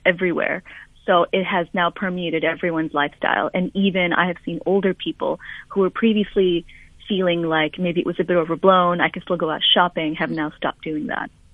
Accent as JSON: {"language": "English", "town": "Budapest", "country": "Hungary", "tie": "born or raised there", "moved": "yes", "lives_now": "London, United Kingdom", "said": "my hometown of Budapest"}